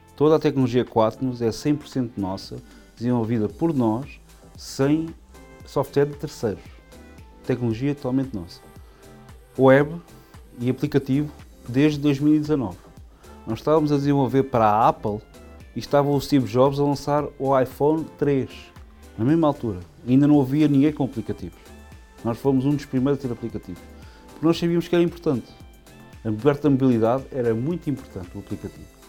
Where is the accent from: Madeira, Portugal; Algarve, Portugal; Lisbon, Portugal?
Lisbon, Portugal; eu nasci em Lisboa, em Portugal, em 1977